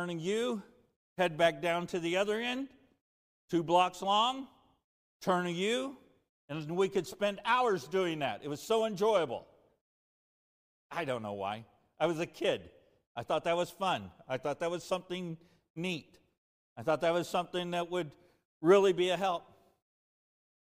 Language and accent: English; De Soto, Kansas, United States; I grew up in DeSoto, Kansas